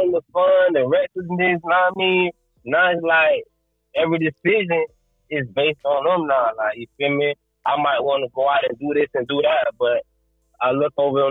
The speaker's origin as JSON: {"language": "English", "town": "Orlando", "region": "Florida", "country": "United States", "tie": "born or raised there", "also_born_or_lived": "Sanford, Florida", "said": "I was born and raised in Orlando, Florida"}